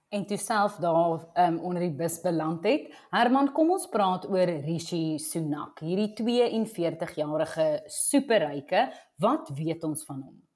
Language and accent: Afrikaans; South Africa; ons as Suid-Afrikaners